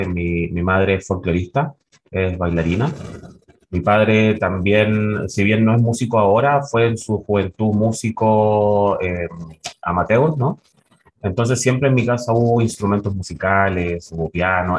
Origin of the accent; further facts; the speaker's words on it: La Serena, Coquimbo, Chile; nací en La Serena, me crié en La Serena